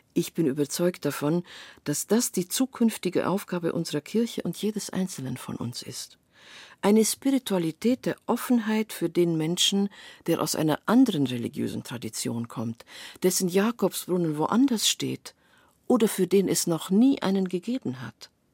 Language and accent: German; Transylvania, Romania; moved away; In meiner Kindheit auf dem Dorf in Siebenbürgen